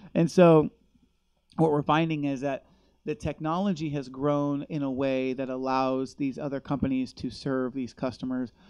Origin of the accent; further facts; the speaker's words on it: Los Angeles, California, United States; moved away; I grew up in grew up